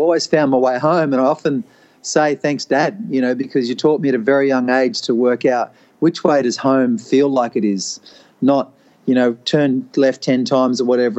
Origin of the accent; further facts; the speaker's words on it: Preston, Victoria, Australia; born there; Yeah, I was born in Preston, actually, so Collingwood Heartland.